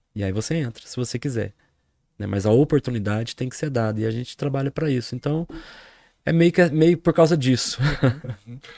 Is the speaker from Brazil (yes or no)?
yes; Poços de Caldas, Minas Gerais, Brazil; sou de Poços de Caldas